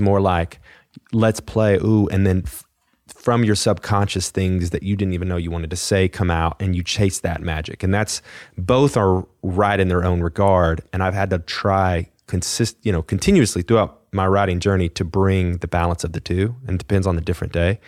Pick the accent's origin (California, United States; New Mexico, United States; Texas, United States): Texas, United States; Fort Worth; moved away; I grew up playing operas in Texas